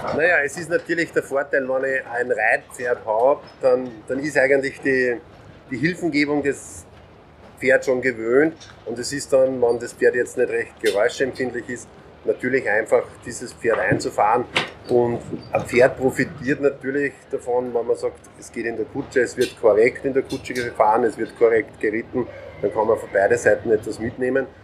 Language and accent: German; Mostviertel, Lower Austria, Austria; Bei uns zu Hause im Mostviertel ist immer leicht hügelig.